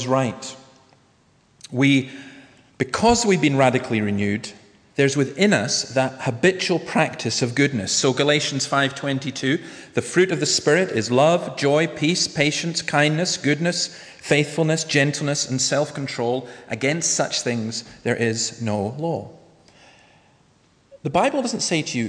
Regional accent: Nigg, Scotland, United Kingdom; I was brought up in Easter Ross in a place called Nigg

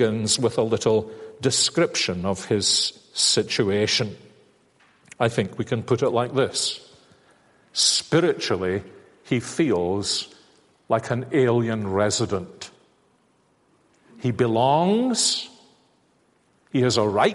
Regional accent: Glasgow, Scotland, United Kingdom; When I was growing up, I'm a Glaswegian

